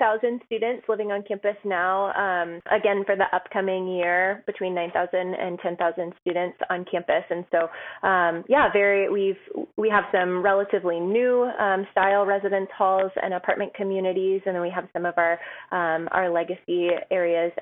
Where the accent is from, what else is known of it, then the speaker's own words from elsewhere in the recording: Buffalo, New York, United States; now in Seattle, United States; I'm originally from Buffalo, New York